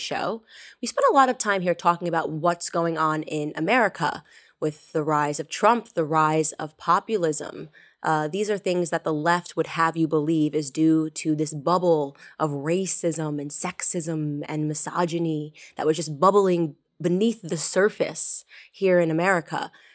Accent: United States; as an American

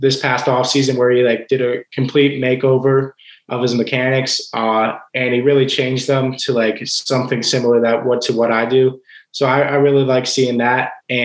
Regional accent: Ohio, United States; growing up in Ohio, it's football country up here

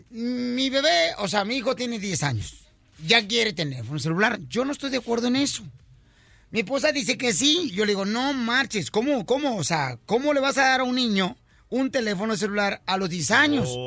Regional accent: Jalisco, Mexico; Soy de Jalisco

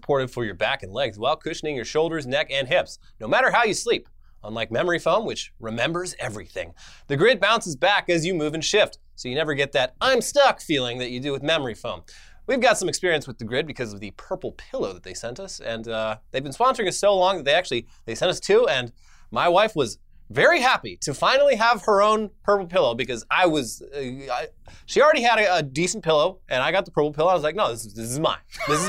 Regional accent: Orange County, California, United States; I was surrounded by fucking psychos in Orange County, California as well.

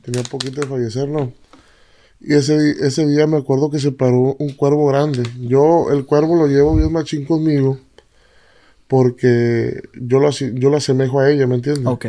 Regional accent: Tomatlán, Jalisco, Mexico; Yo soy de Tomatlán, Jalisco

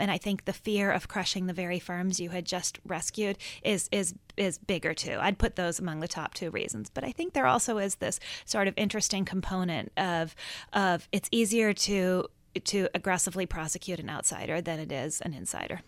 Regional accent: Minnesota, United States; I grew up in Minnesota, and I think of myself in many ways as, as Minnesota nice

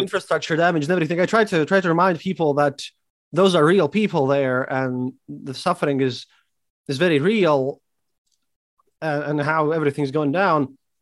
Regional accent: Riga, Latvia; I'm from Riga, Latvia, and, and I'm a historian

